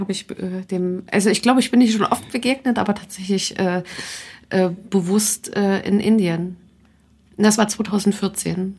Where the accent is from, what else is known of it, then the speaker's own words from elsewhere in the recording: Leipzig, Saxony, Germany; Ich bin Leipziger Mädchen